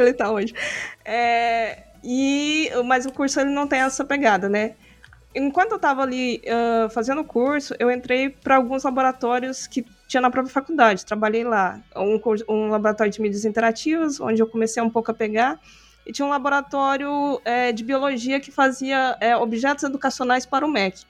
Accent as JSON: {"language": "Portuguese", "town": "Aparecida de Goiânia", "region": "Goiás", "country": "Brazil", "tie": "born or raised there", "lives_now": "Goiânia, Brazil", "said": "eu sou natural, na verdade, de Aparecida de Goiânia, que é uma cidade meio que na região metropolitana de Goiânia, Goiás."}